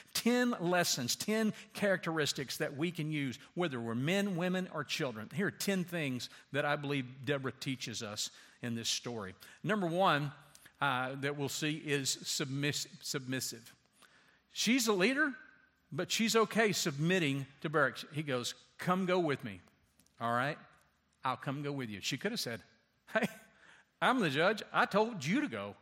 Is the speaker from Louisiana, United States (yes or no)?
yes; Louisiana, United States; I grew up in Louisiana, like on a s, snake farm practically.